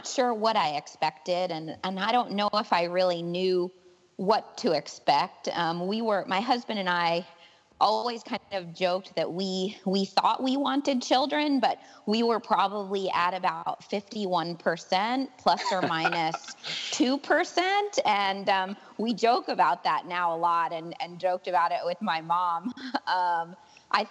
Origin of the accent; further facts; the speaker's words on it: New York, United States; now in Gainesville, United States; I'm originally from New York State.